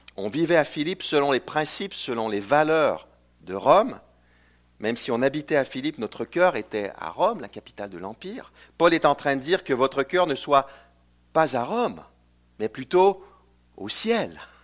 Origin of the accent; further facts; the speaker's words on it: Canada; also born or lived in Chicago, United States; je viens du Canada francophone